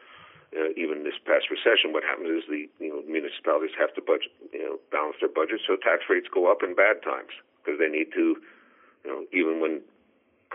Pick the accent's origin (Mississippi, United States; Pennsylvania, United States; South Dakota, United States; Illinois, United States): Pennsylvania, United States; now in New Jersey, United States; when I was raised in Pennsylvania